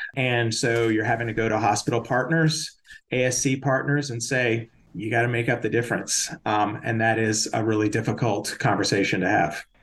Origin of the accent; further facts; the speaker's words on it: Austin, Texas, United States; moved away; I grew up in Austin